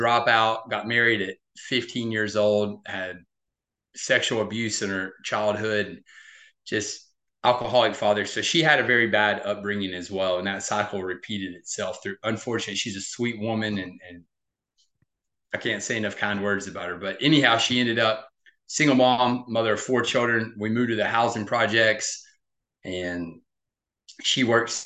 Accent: Murray, Kentucky, United States; also born or lived in California; now in Nashville, United States; I was born in a small town called Murray, Kentucky, but I now reside a few hours south in the Nashville, Tennessee area

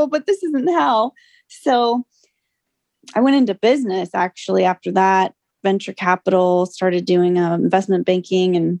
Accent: California, United States

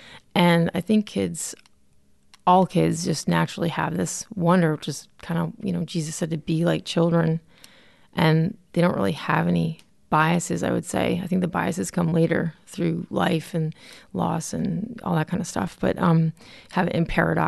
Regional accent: Connecticut, United States; So I grew up in Connecticut, oldest of four, pretty much an entrenched cradle Catholic church family

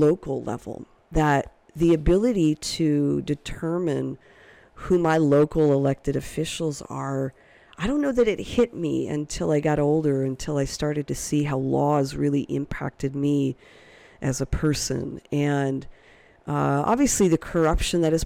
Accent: Orange County, California, United States; being a white female in growing up in Orange County, California

